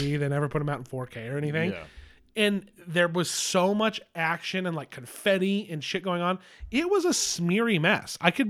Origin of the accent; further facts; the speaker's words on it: East Coast, United States; like I'm from the East Coast.